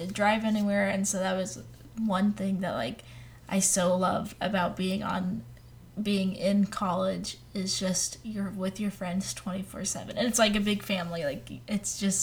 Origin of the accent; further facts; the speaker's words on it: Newport News, Virginia, United States; We grew up in Newport News, so that's about an hour away from Colonial Williamsburg and Jamestown